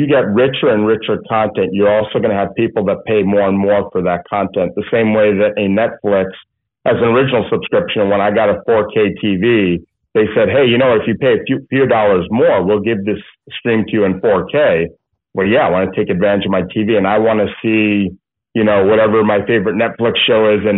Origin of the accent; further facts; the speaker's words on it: United States; now in California, United States; I grew up in the New York, New Jersey area